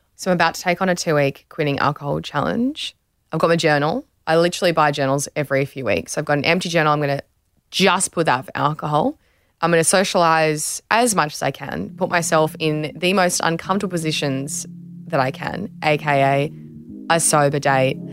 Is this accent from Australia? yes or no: yes; Australia